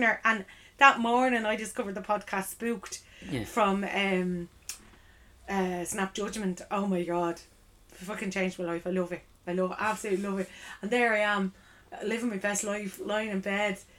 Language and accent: English; Ireland; as an Irish person